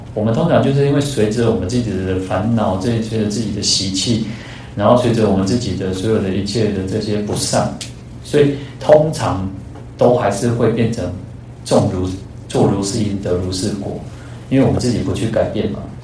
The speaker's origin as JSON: {"language": "Chinese", "country": "Taiwan", "tie": "born or raised there", "said": "我们的同样出生在台湾"}